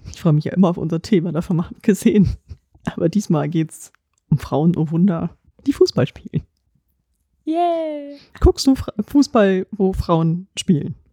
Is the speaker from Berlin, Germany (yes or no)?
no; Potsdam, Brandenburg, Germany; born there; Ich bin gebürtige Potsdamerin, also bin ich Turbine Potsdam-Fan.